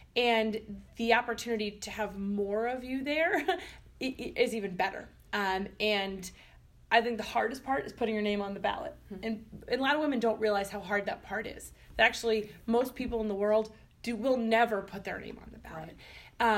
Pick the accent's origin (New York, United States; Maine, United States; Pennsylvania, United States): Maine, United States; my home state of Maine